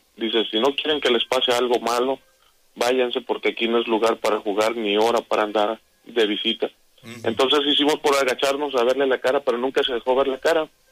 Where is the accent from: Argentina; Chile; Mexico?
Mexico; Coatzacoalcos, Veracruz; Yo, soy de Coatzacoalcos, estudié allá la secundaria, entonces tenía aproximadamente como 14 años